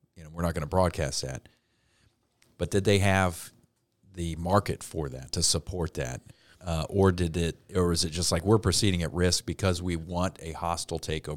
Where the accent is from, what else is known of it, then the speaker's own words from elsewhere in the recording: Cincinnati, Ohio, United States; I grew up in Cincinnati